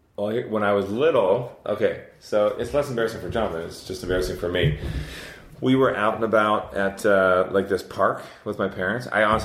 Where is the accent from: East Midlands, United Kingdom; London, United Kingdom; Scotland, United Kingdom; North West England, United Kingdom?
Scotland, United Kingdom; I'm Scottish.